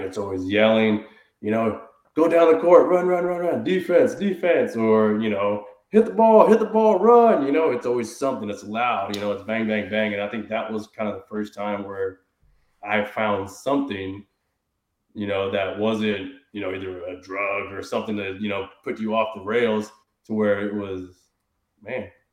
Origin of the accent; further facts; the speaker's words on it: Houston, Texas, United States; I grew up obviously here in Houston, but I grew up in the suburbs, so it was still considered Houston